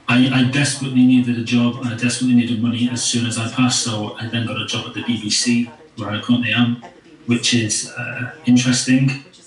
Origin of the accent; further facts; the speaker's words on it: Manchester, North West England, United Kingdom; I'm from Manchester in Northern England.